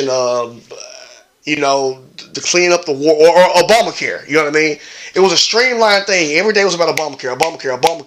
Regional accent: Memphis, Tennessee, United States; my hometown of Memphis

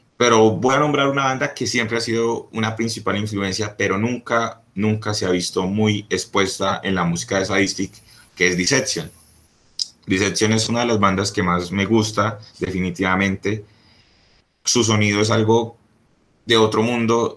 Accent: Colombia; yo soy colombiano

